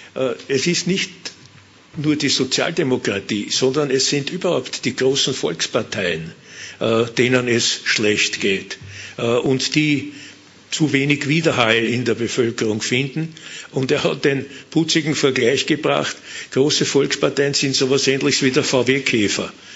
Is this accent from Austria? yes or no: yes; Vienna, Austria; als Wiener und als Mitglied der Wiener Partei